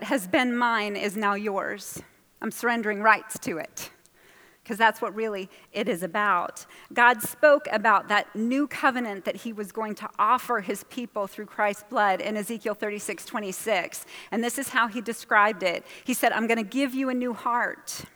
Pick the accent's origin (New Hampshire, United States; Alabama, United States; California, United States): New Hampshire, United States; I'm from New Hampshire, and I would spend the summers in Massachusetts with my grandmother.